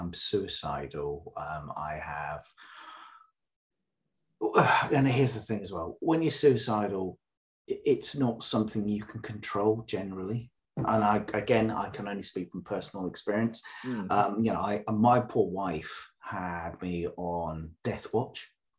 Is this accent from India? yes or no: no; Northern Ireland, United Kingdom; I was brought up in the Northern Ireland Troubles, so used to that.